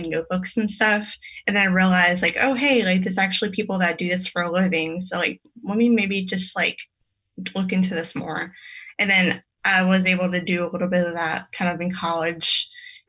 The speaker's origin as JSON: {"language": "English", "area": "about 30 minutes from New Orleans", "region": "Louisiana", "country": "United States", "tie": "born or raised there", "moved": "as an adult", "lives_now": "Raleigh, United States", "said": "I was born in Louisiana, about 30 minutes from New Orleans. And I went to graphic design school there. And I worked a little bit there."}